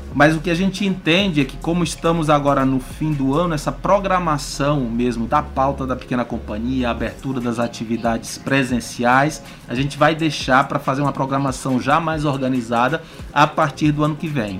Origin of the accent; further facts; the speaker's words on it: Balsas, Maranhão, Brazil; eu sou de Balsas